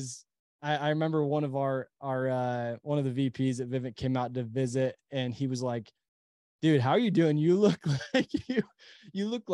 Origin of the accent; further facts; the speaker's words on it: Utah, United States; also born or lived in Temple, Texas; we live in Utah. We're from Utah, but, we were in Texas at the time.